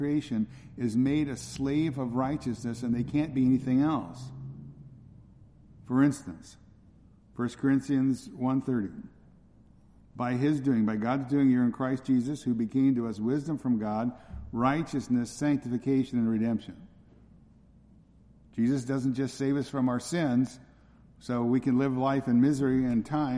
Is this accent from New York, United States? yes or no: no; California, United States; where I grew up in California